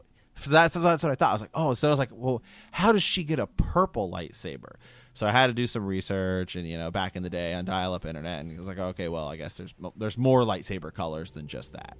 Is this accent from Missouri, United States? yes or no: no; Ohio, United States; we're from Ohio